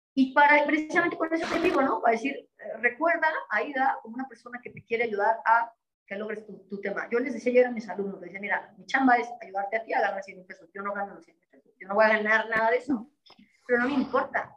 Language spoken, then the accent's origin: Spanish; Mexico; como decimos en México